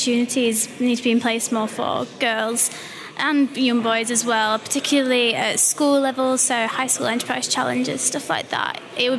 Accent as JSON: {"language": "English", "region": "Yorkshire and the Humber", "country": "United Kingdom", "said": "I'm from Yorkshire."}